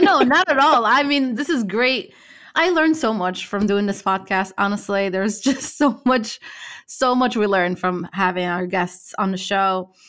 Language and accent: English; Morocco; moved away; I'm originally from Morocco